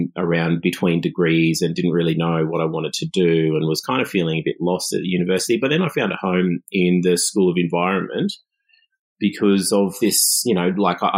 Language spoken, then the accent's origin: English; Australia; as an Aboriginal kid growing up in Australia